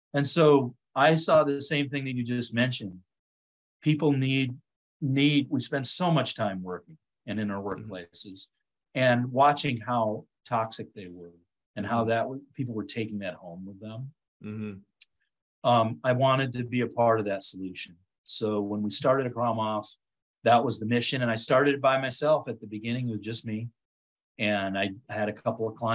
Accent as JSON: {"language": "English", "area": "Otego", "region": "New York", "country": "United States", "tie": "born or raised there", "also_born_or_lived": "Washington State", "moved": "as an adult", "said": "my hometown of Otigo, New York"}